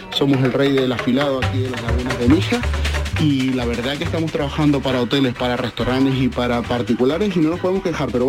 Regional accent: Argentina; now in Mijas, Spain; yo llegué aquí a España, soy argentino … de Mijas. Eh, llegué de, de Argentina en el 2005

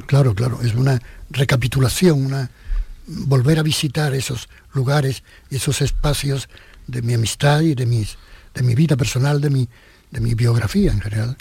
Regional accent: Jerez de la Frontera, Andalusia, Spain; born or raised there; moved away; also born or lived in Madrid

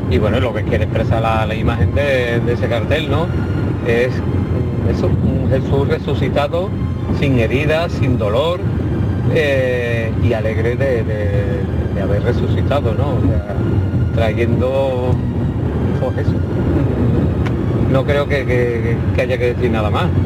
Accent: Alcalá, Andalusia, Spain; Soy … de Alcalá.

